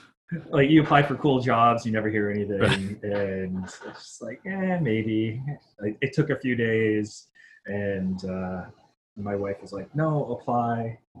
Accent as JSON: {"language": "English", "town": "Erie", "region": "Pennsylvania", "country": "United States", "tie": "born or raised there", "moved": "yes", "lives_now": "Hawaii, United States", "said": "I grew up in Erie, Pennsylvania"}